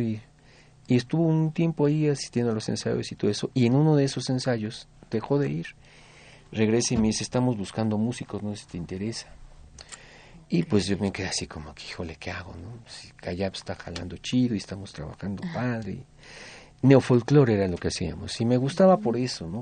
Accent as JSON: {"language": "Spanish", "region": "Mexico City", "country": "Mexico", "tie": "born or raised there", "said": "Yo vengo de Tepito, yo vivía en la calle de Vidal Coser"}